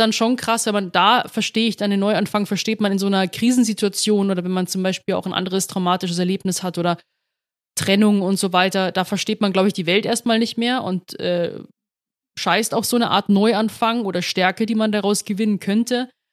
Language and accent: German; Rosenheim, Bavaria, Germany; now in Munich, Germany; in Rosenheim geboren, aufgewachsen, dann 2018 nach, Be nach München gezogen